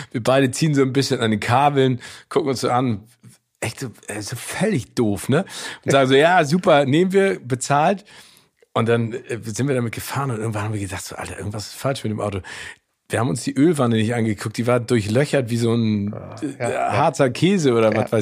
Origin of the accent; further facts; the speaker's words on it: Germany; also born or lived in United States; also ich bin ja geboren in Amerika und ich war ja zwischendurch da, mhm. aber das erste Mal, als ich dann auch auf der Highschool war, nach ganz langer Zeit in Deutschland